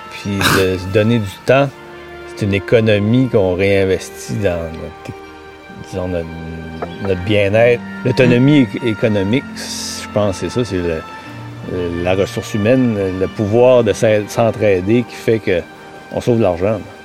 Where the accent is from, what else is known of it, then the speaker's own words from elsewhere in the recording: Matapédia, Quebec, Canada; moved away; originaire de Matapédia et revenu ici en 97